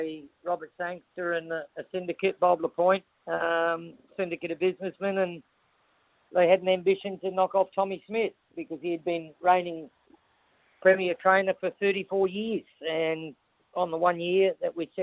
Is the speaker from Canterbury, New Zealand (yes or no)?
no; Wellington, New Zealand; being my hometown, Wellington